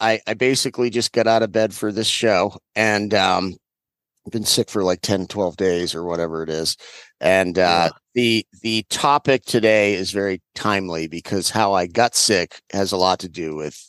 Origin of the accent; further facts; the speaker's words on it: Maine, United States; moved away; where I grew up in Maine, like Mainers curse like nobody else